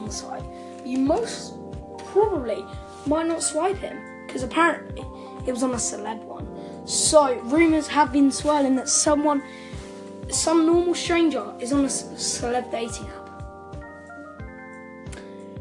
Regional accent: United Kingdom; I'm British

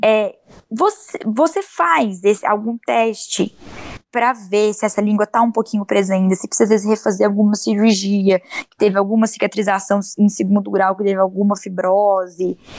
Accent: Uberaba, Minas Gerais, Brazil; aqui na minha cidade, eu sou de Minas, de Uberaba

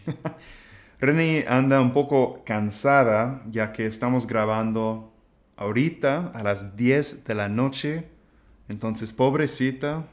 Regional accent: small town southwest of Austin, Texas, United States; Spanish is a second language; moved away as an adult; also born or lived in Arizona; now in Playa del Carmen, Mexico; yo crecí en un pueblo muy chico, como 45 minutos a suroeste de Austin

